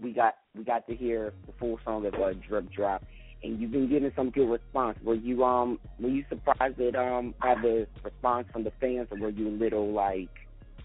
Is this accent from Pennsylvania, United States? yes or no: no; Delaware, United States; I'm being from Delaware